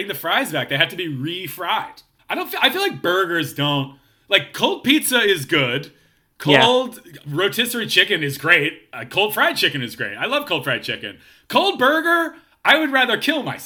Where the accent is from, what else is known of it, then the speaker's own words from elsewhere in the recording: Philadelphia, Pennsylvania, United States; now in Los Angeles, United States; I grew up in Philly